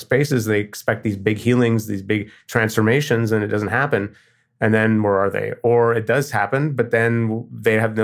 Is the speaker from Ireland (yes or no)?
no; Canada; I'm Canadian.